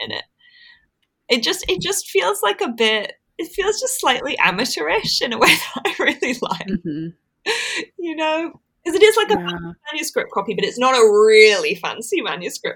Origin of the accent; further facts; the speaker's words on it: Corbridge, North East England, United Kingdom; grew up in Northumberland, so in the northeast of England, and we have a lot of early medieval things here